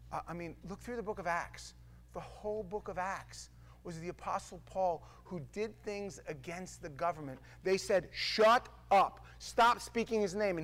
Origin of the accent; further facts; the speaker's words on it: New York City, New York, United States; I grew up in New York. I grew up in a city.